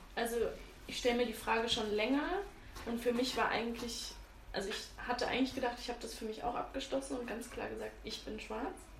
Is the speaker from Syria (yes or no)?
no; Freiburg, Baden-Württemberg, Germany; ich komme ja auch aus Freiburg, aus einer kleinen Stadt